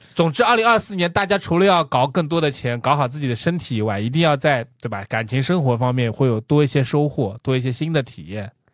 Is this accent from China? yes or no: yes; China; 我们中国人是有缺失的